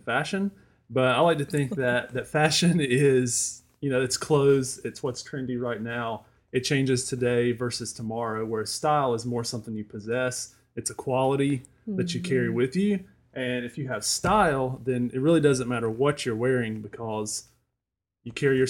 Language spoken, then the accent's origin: English; Asheboro, North Carolina, United States; I'm from Asheboro. I've lived here my whole life, aside from when I went to college.